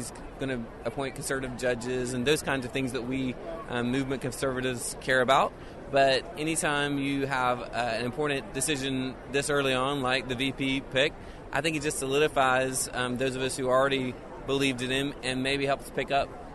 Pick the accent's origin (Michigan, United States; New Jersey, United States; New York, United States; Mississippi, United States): Mississippi, United States; Sumrall; I'm from Sumrall, Mississippi, which is in South Mississippi